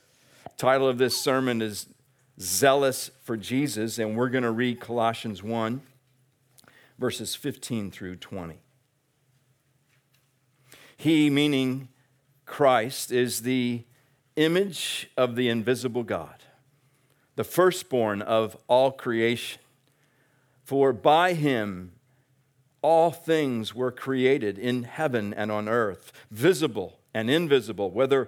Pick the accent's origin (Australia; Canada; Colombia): Australia; It's a great thing to be a part of as an Australian.